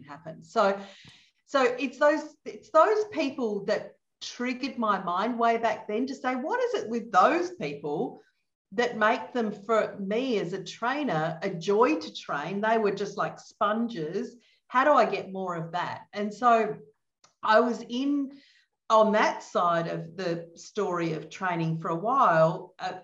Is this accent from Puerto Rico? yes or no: no; Adelaide, South Australia, Australia; now in Melbourne, Australia; So I'm from Australia. I live in Melbourne in Australia, and I grew up in Adelaide in Australia, which is down the bottom in the middle